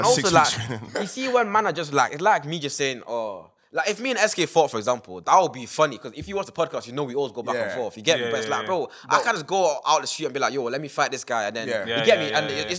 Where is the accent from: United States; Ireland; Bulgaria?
Ireland; Yeah, I'm from Ireland. Ireland is literally across the road, bro.